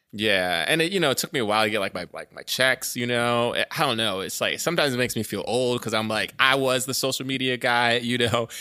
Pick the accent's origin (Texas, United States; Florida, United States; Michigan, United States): Florida, United States; Orlando; I grew up in Orlando